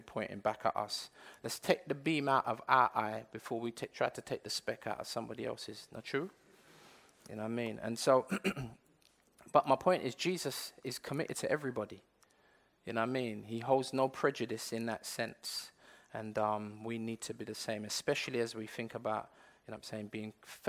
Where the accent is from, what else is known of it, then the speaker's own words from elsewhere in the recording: England, United Kingdom; I weren't born in Jamaica. I was born in England.